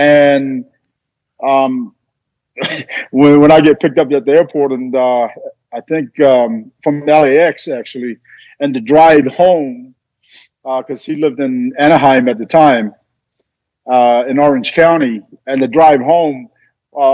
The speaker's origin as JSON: {"language": "English", "region": "Auckland", "country": "New Zealand", "tie": "born or raised there", "said": "We were raised in Auckland"}